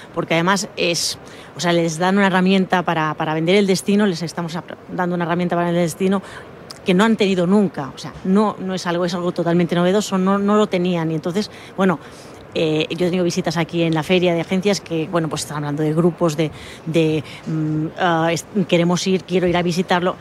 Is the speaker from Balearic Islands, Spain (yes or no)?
yes; Mallorca, Balearic Islands, Spain; yo soy mallorquina